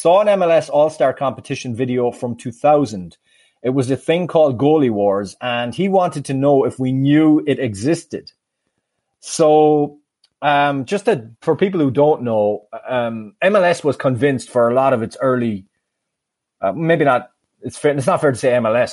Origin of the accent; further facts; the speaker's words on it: Sligo, Connacht, Ireland; my hometown team, Sligo Rovers